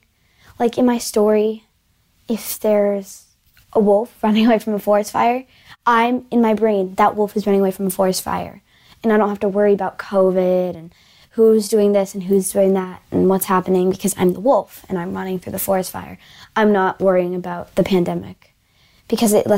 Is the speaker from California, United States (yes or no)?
no; Marblehead, Massachusetts, United States; I'm from Marblehead, Massachusetts